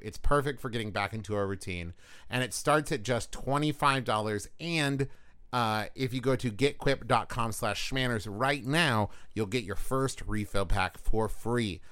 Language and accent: English; West Virginia, United States; my home state